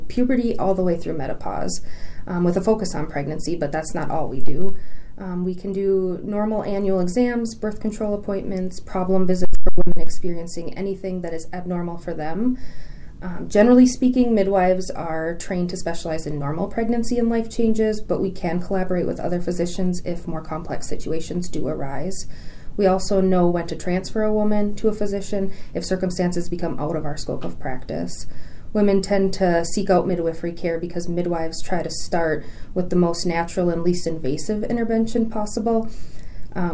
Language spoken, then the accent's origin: English; Ironwood, Michigan, United States; moved away as an adult; also born or lived in Sault Ste. Marie, Michigan / La Crosse, Wisconsin / Eau Claire, Wisconsin; I grew up in Ironwood, Michigan, about 2 hours from Duluth, Minnesota, right on the border between Michigan and Wisconsin in the Upper Peninsula.